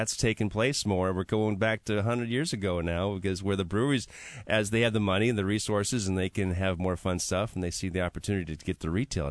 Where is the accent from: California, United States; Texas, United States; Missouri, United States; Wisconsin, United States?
Wisconsin, United States; Milwaukee; I'm from Milwaukee, Wisconsin